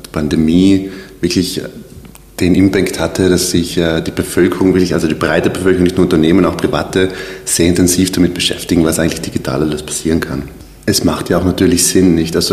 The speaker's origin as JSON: {"language": "German", "area": "South Tyrol", "region": "Trentino-Alto Adige", "country": "Italy", "tie": "born or raised there", "moved": "as an adult", "lives_now": "Vienna, Austria", "said": "ich komme aus Südtirol ähm, habe dort eine Oberschule besucht mit dem Schwerpunkt äh, Werbung, Grafik und Fotografie. Bin dann 2012 nach Wien"}